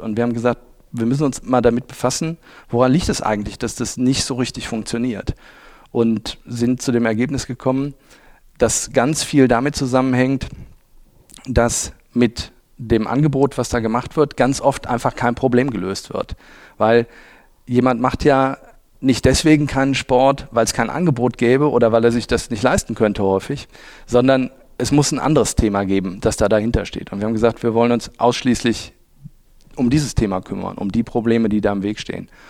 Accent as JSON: {"language": "German", "town": "Oberwinter", "region": "Rhineland-Palatinate", "country": "Germany", "tie": "born or raised there", "also_born_or_lived": "Düsseldorf / Munich / Cologne", "moved": "as an adult", "lives_now": "Essen, Germany", "said": "bin ich aufgewachsen in Oberwinter. Das ist äh, ein bisschen südlich von Bonn, in Bonn zur Schule gegangen. Also ich bin wirklich waschechter Rheinländer"}